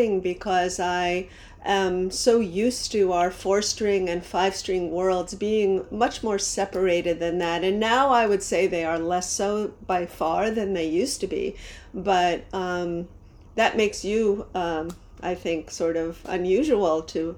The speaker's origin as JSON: {"language": "English", "region": "New Jersey", "country": "United States", "tie": "born or raised there", "also_born_or_lived": "Manhattan, New York", "moved": "as an adult", "lives_now": "New York, United States", "said": "I grew up in New Jersey, but I've been in New York since I was about 20, 21."}